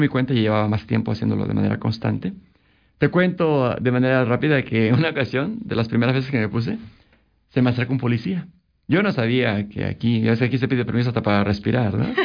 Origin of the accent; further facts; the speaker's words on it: Oaxaca, Mexico; moved away as an adult; now in Vancouver, Canada; al estado de Oaxaca, de donde soy originario